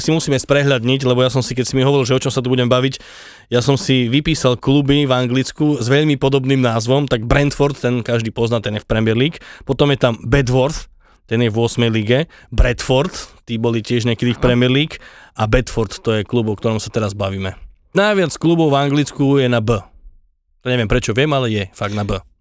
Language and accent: Slovak; Pusté Úľany, Trnava Region, Slovakia; ja som z Pusty Ulan